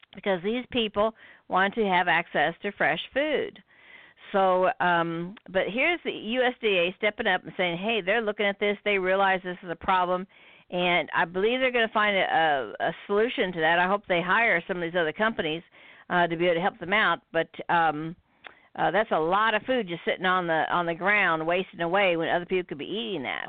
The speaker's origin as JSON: {"language": "English", "country": "United States", "said": "we're from America"}